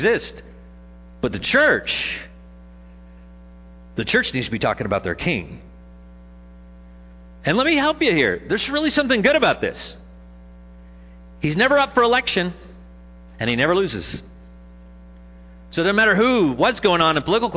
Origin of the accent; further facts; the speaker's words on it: Jackson, Missouri, United States; I'm from Jackson. They said, is that in Missouri? And I said, yes